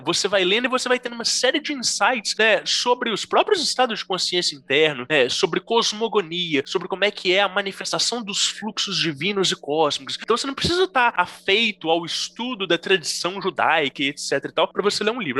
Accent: Brazil; a gente, enquanto brasileiros

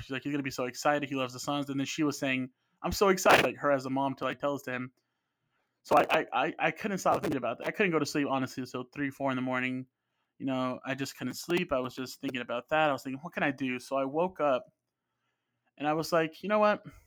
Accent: Phoenix, Arizona, United States; Both of my parents are from Mexico. I grew up in Phoenix.

